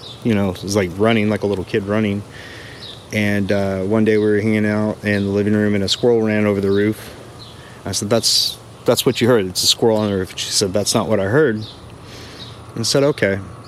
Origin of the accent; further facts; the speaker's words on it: just south of New Braunfels, Texas, United States; also born or lived in Austin, Texas; now in New Braunfels, United States; I grew up just south of here